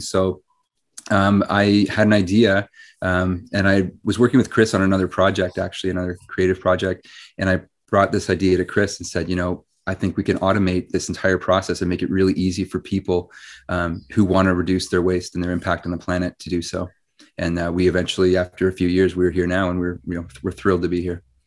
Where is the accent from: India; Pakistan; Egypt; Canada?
Canada; Ottawa, Ontario; I grew up in Ottawa